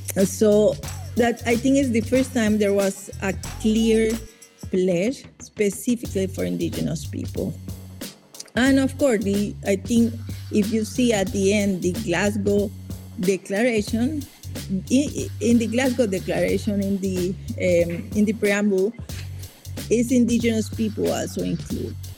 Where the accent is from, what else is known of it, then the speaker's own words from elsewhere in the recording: Caribbean coast of Nicaragua, Nicaragua; I'm indigenous Miskito from the Caribbean coast of Nicaragua